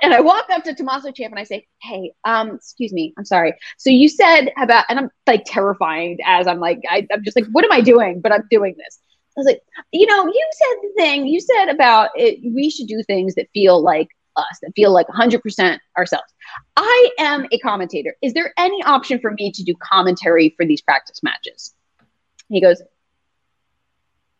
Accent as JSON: {"language": "English", "town": "Philadelphia", "region": "Pennsylvania", "country": "United States", "tie": "born or raised there", "said": "this is my hometown."}